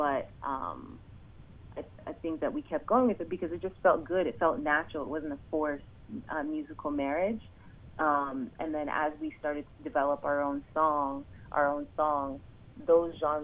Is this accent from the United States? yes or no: no; Jamaica; also born or lived in Ottawa; now in Toronto, Canada; I'm Jamaican